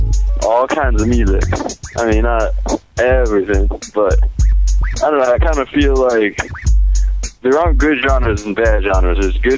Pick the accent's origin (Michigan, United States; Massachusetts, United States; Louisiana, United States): Massachusetts, United States; Springfield; I'm 21 years old, and I'm from Springfield, Massachusetts.